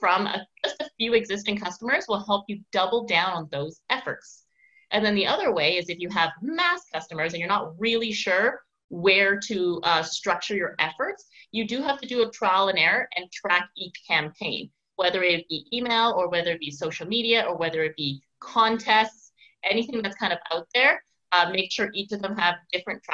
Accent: Victoria, British Columbia, Canada; now in Montreal, Canada; out in Victoria, BC, so my hometown

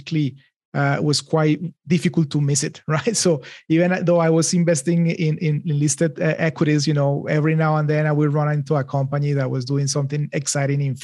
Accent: Bogota, Colombia; moved away as an adult; also born or lived in Boston; I am from Colombia. So I grew up in Bogota

